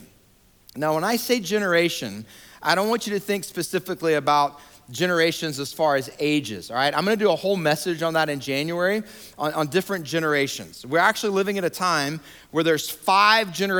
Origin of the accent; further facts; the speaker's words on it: Georgia, United States; moved away as an adult; also born or lived in Atlanta, Georgia / New York / Denver, Colorado / Montgomery, Alabama; now in Raleigh-Durham, United States; I was born and raised in Georgia